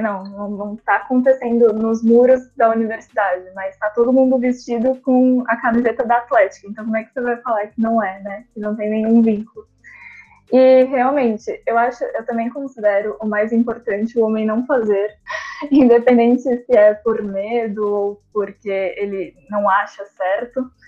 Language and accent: Portuguese; São Paulo, Brazil; moved away as an adult; now in Uberlândia, Brazil; Eu sou de São Paulo, capital, mas fui para lá assim que eu passei